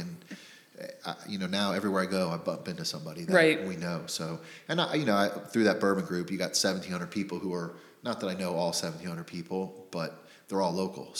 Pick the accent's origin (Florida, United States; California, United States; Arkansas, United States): Florida, United States; Miami; moved away as an adult; also born or lived in New York / Jacksonville, Florida; now in Northern Kentucky, United States; I grew up in Miami, Florida.